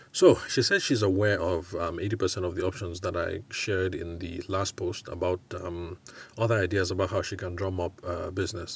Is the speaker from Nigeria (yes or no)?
yes; Nigeria; also born or lived in United Kingdom; I can speak of Nigeria because I'm here. I'm Nigerian